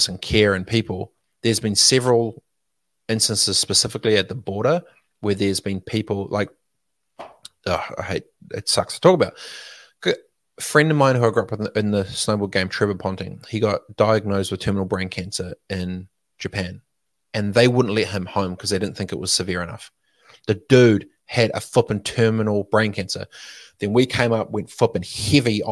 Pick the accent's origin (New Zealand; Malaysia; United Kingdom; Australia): New Zealand; Dargaville, Northland; I was born in Dargaville? Arapahui, mate. RD4.